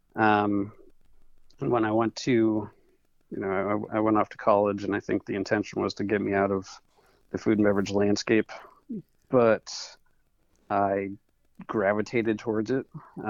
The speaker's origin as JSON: {"language": "English", "town": "Madison", "region": "Connecticut", "country": "United States", "tie": "born or raised there", "moved": "as an adult", "said": "So I grew up in Madison, Connecticut, and I'm back here now"}